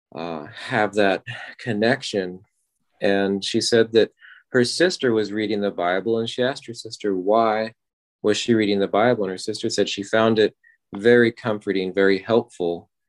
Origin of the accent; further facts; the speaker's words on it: Ardmore, Oklahoma, United States; I'm from Ardmore, Oklahoma